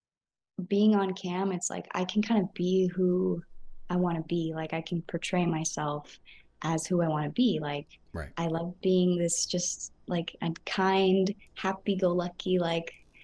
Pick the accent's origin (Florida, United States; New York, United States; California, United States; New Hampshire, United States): California, United States; I am from California